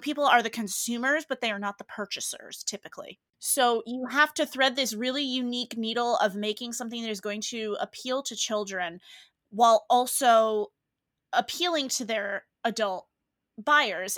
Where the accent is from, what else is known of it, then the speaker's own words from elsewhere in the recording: New England, United States; moved away; I'm from New England.